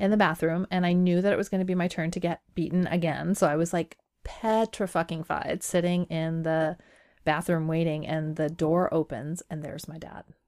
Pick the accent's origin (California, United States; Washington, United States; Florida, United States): Washington, United States; Pacific Northwest; English is a second language; also born or lived in Iran / Cheney, Washington; growing up in the Pacific Northwest, being a woman of color